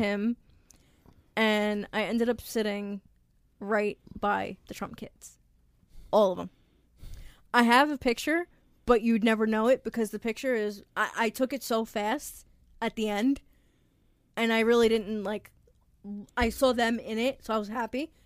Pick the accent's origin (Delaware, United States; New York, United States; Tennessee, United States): New York, United States; also born or lived in Long Island; I'm from Swamp East, which is New York.